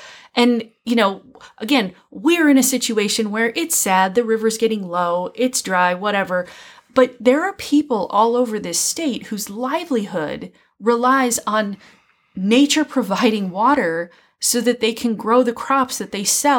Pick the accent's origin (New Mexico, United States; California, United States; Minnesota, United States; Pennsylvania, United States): Minnesota, United States; moved away; I grew up in Minnesota.